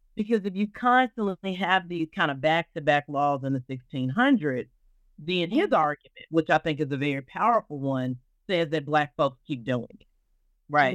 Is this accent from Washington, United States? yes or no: no; Arkansas, United States; I am a Southerner. I'm from Arkansas.